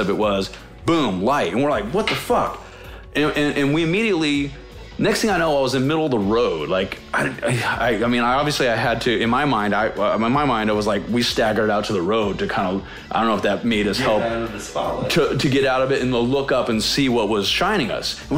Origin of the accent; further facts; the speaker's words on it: Maryville, United States; We grew up in Maryville.